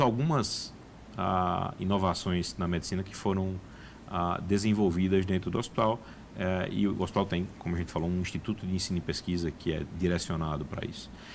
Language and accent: Portuguese; Brazil; como brasileiro